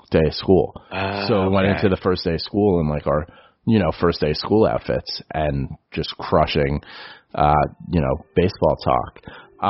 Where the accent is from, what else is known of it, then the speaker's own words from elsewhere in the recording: New York City, New York, United States; I grew up in the Bronx on City Island